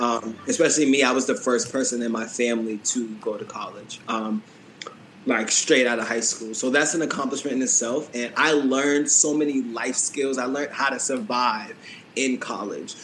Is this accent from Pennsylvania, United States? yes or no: no; Boston, Massachusetts, United States; moved away as an adult; now in New York City, United States; New York is my home, like where I live now, but Boston is where I'm from